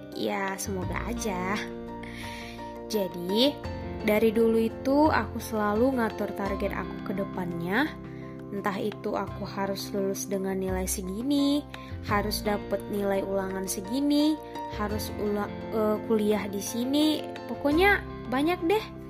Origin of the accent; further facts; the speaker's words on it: Pekanbaru, Riau, Indonesia; moved away as an adult; now in Lampung, Indonesia; asal aku dari Pekanbaru, Riau. Jadi ceritanya aku merantau nih guys di Lampung.